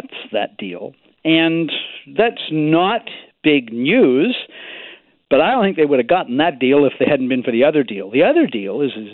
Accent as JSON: {"language": "English", "region": "British Columbia", "country": "Canada", "said": "as British Columbians"}